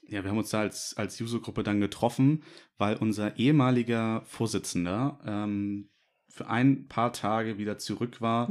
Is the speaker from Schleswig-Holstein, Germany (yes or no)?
yes; Norderstedt, Schleswig-Holstein, Germany